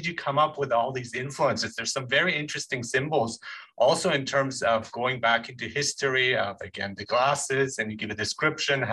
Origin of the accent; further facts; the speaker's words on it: Germany; moved away; I grew up in Germany